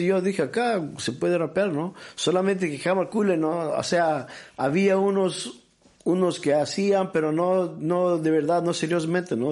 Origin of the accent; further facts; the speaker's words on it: Gothenburg, Västra Götaland, Sweden; also born or lived in Peru / Bolivia; cuando yo era niño, cuando era niño acá en Suecia, en, el, medios de los 80